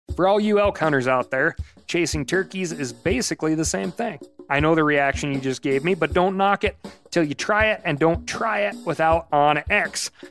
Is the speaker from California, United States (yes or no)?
no; Montana, United States; When I was growing up in Montana